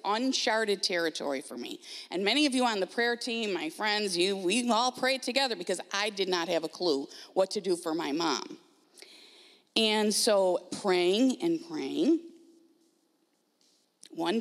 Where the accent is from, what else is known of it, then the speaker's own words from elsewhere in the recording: Grand Island, New York, United States; moved away; We are originally from Grand Island, New York